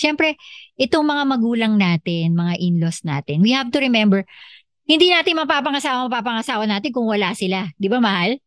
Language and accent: Tagalog; Philippines; meron talaga tayo bilang Pilipino na nakasanayan